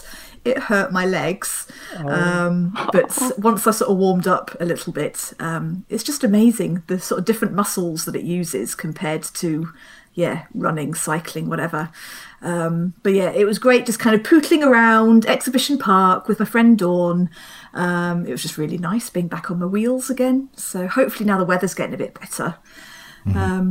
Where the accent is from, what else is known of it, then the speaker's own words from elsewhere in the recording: London, United Kingdom; I grew up in London